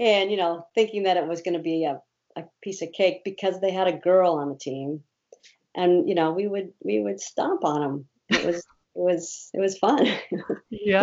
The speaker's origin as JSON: {"language": "English", "region": "Ohio", "country": "United States", "tie": "born or raised there", "also_born_or_lived": "Indiana", "moved": "yes", "said": "I was born in Ohio"}